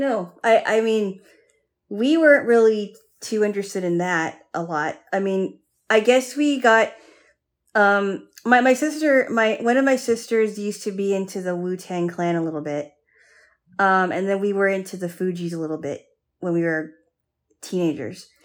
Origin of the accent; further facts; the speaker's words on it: Hawaii, United States; I grew up in Hawaii